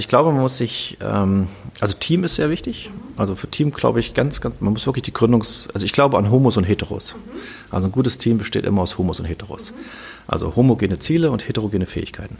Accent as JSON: {"language": "German", "town": "Kassel", "region": "Hesse", "country": "Germany", "tie": "born or raised there", "said": "Ich komme aus Kassel, bin hier aufgewachsen, habe hier studiert"}